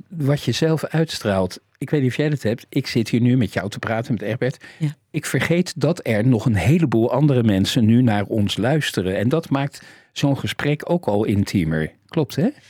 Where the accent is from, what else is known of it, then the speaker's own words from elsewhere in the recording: Rotterdam, South Holland, Netherlands; Mijn allergelukkigste jaren waren mijn MAVO-jaren in Overschie, waar ik geboren ben.